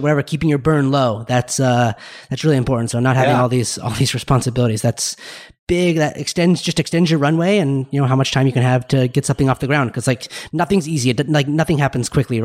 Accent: Utah, United States; from my home state of Utah

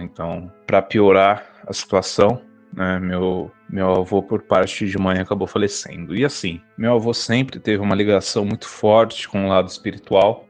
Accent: São Paulo, Brazil; sou daqui da cidade de São Paulo, da Grande São Paulo, aqui da Zona Leste.

